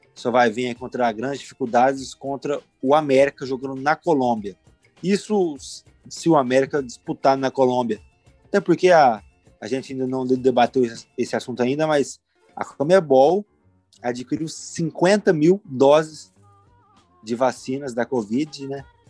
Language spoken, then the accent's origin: Portuguese; interior of São Paulo, Brazil; Guaíra é uma cidade aqui próxima do interior de São Paulo, onde eu fui criado